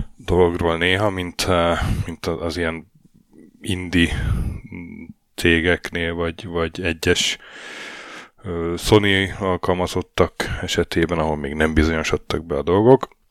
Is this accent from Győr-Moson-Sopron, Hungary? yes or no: yes; Sopron, Győr-Moson-Sopron, Hungary; moved away as an adult; now in Norway; Sopronban házba, ahol fölnőttem